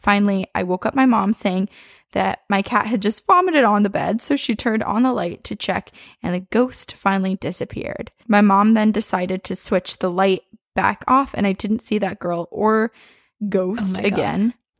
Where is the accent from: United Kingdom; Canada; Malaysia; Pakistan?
Malaysia; I'm a listener from Malaysia.